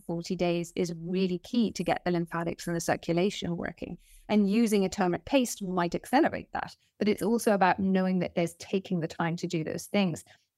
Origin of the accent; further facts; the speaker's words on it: Nepal; We grew up in Nepal for part of my life. And then we also went to India a few times.